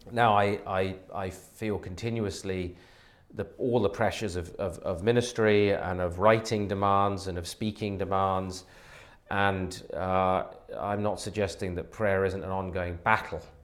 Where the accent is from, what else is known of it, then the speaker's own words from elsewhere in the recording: Devizes, South West England, United Kingdom; also born or lived in Bexley, London; now in Toronto, Canada; I was born actually in the London area in Bexley, um, but my uh, parents moved fairly quickly to Wiltshire. So I grew up in the, the southwest